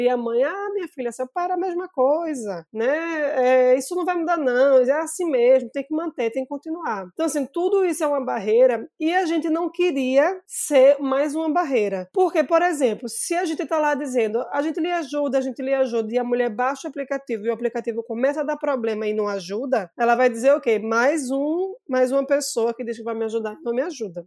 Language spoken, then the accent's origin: Portuguese; Recife, Pernambuco, Brazil; eu sou recifense, sou aqui de Pernambuco